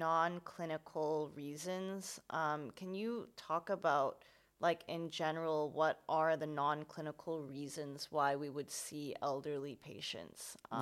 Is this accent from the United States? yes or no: no; Hong Kong; growing up being from Hong Kong